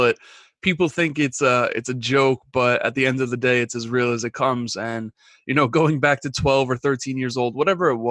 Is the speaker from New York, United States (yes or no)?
yes; New York, United States; being from New York